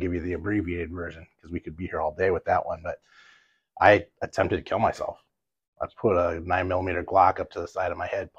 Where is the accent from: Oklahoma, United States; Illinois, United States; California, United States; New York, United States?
California, United States; Los Angeles; now in Oswego, United States; South Central LA.